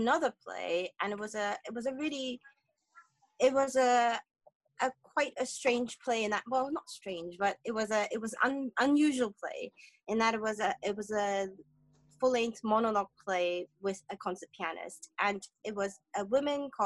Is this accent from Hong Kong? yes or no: yes; Hong Kong; I'm from Hong Kong